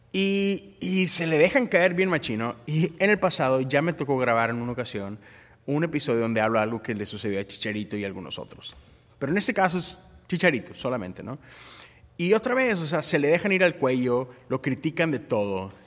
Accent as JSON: {"language": "Spanish", "country": "Mexico", "said": "como mexicano"}